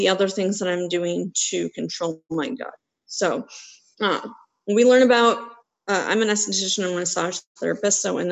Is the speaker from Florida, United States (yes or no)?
no; Wisconsin, United States; I grew up in Wisconsin